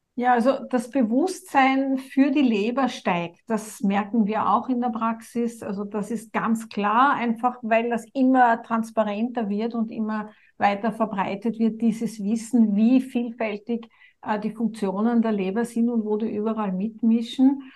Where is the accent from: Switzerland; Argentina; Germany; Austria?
Austria; bei uns in Österreich